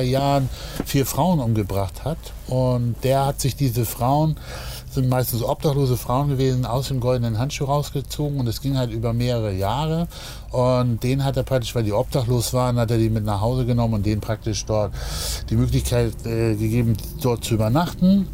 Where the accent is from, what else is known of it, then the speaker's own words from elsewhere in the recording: Hamburg, Germany; als Hamburger und ich tatsächlich schon von Kindesbeinen eigentlich HSV-Fan und bin ah. natürlich ah. hier auch im, äh, im Viertel groß geworden.